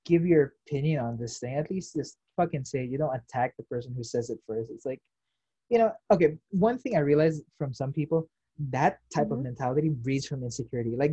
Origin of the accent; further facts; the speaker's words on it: United States; I am, you know, I'm Filipino American given. Uh, it's just the fact that I didn't grow up here, so I'm not used to the toxicity.